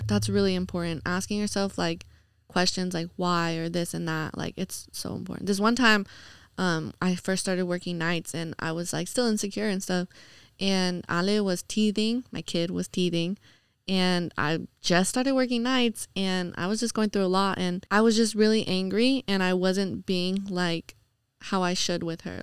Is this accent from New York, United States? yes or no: yes; New York, United States; moved away; growing up in New York